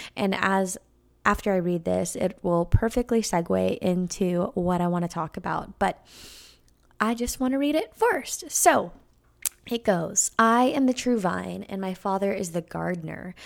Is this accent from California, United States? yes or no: yes; California, United States; moved away; I used to live next to a little vineyard in California, um, next to my hometown where my mom bought the house when I was born, and she still lives in that same exact house